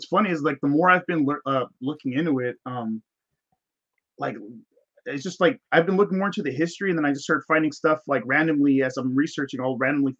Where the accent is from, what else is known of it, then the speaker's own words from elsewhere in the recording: United States; also born or lived in Mexico; We grew up in the United States.